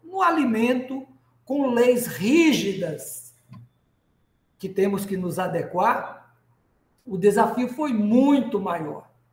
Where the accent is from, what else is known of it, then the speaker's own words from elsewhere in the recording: Rio Grande do Norte, Brazil; Estou aqui em Natal, no nosso querido Rio Grande do Norte. Potiguar